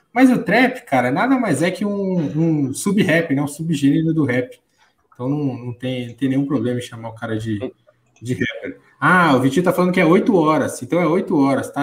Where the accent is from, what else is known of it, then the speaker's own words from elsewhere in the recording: São Paulo, Brazil; minha querida São Paulo, terra, além de, além de minha terra, terra do Corinthians